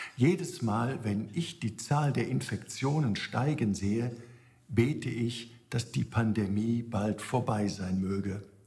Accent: Germany; Auch hier bei uns in Deutschland

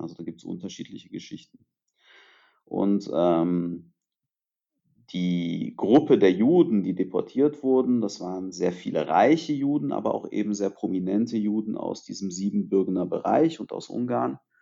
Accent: Germany; also born or lived in Târgu Mureș, Romania; ich bin in Rumänien geboren, bin aber in Deutschland aufgewachsen. Das heißt, ich war etwas über ein Jahr alt, als meine Eltern mich nach Deutschland gebracht haben

